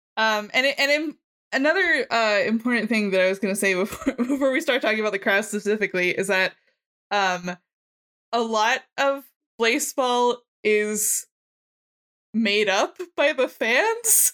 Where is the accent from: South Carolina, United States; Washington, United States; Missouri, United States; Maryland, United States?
Maryland, United States; I am from Maryland. I live in Baltimore County.